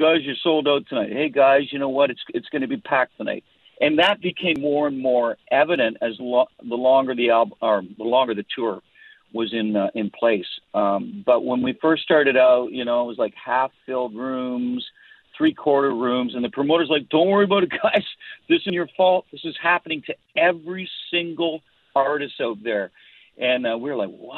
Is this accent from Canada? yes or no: yes; Canada; I'm Canadian